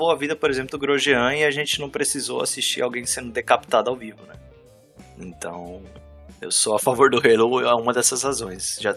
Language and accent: Portuguese; Ontario, Canada; Eu sou de Ontário, gente. É um otário em Ontário.